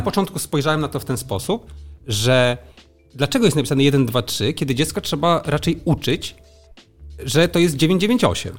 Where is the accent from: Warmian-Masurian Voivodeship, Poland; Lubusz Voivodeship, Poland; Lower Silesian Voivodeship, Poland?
Warmian-Masurian Voivodeship, Poland; Frombork; Ja wychowałem się we Fromborku